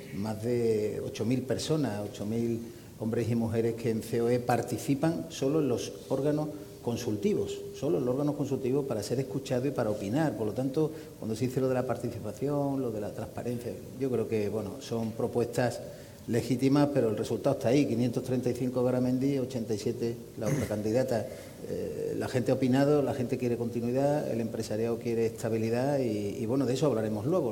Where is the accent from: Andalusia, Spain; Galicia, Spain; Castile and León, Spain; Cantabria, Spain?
Andalusia, Spain; accent: Andalusian; los que somos andaluces